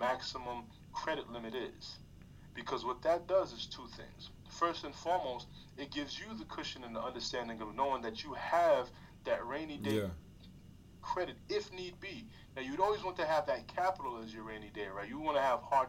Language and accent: English; New York, United States; moved away; also born or lived in California; I'm from New York and, you know, I lived in California